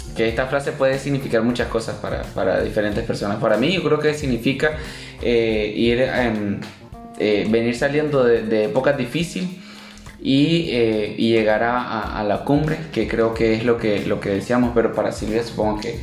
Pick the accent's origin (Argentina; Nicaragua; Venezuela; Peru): Nicaragua; moved away as an adult; now in Costa Rica; soy nicaragüense. Tengo dos años de estar en Costa Rica.